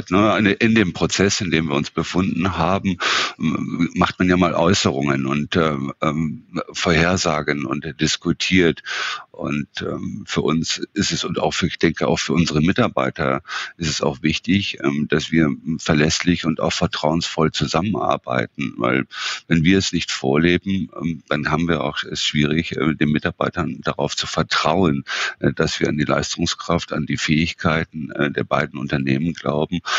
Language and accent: German; Northern Germany, Germany; wenn der Franz und Jochen schnell miteinander sprechen und ich als Norddeutscher habe da schon teilweise meine Schwierigkeiten zu folgen